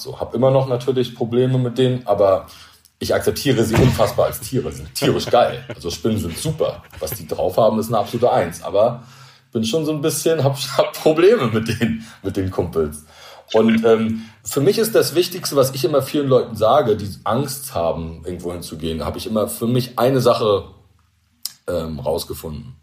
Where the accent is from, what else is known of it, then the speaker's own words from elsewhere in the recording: Rostock, Mecklenburg-Vorpommern, Germany; now in Rügen, Germany; ich als Angler oder als Kind von der Ostsee, ich bin ja Rostocker und wohne auf Rügen